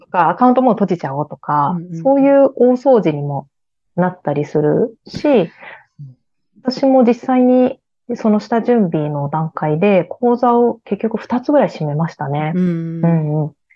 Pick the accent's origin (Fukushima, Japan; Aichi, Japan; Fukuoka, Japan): Aichi, Japan; moved away; 私は愛知県ですね。